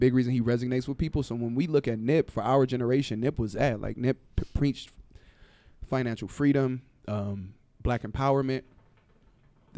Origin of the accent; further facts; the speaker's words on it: Compton, California, United States; I'm a nigga from Compton